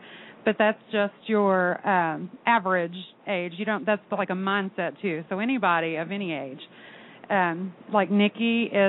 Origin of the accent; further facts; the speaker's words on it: Owensboro, Kentucky, United States; I'm from Owensboro, Kentucky